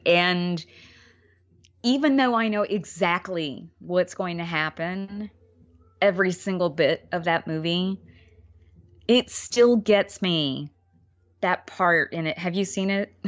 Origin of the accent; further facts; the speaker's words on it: New York, United States; as a New Yorker